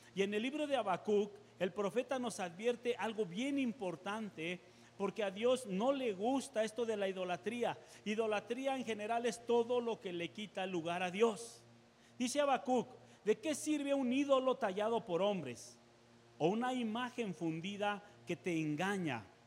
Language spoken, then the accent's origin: Spanish; Mexico; nosotros como seres humanos, como sociedad mexicana